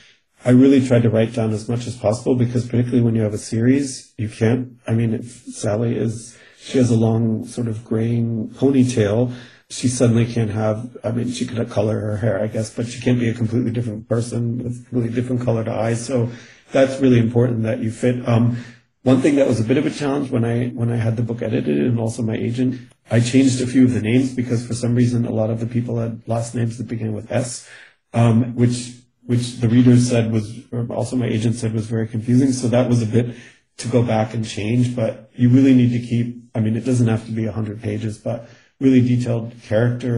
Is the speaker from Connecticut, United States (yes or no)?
yes; Connecticut, United States; first language English; moved away as an adult; also born or lived in Germany; now in Vienna, Austria; I'm originally from New England, Connecticut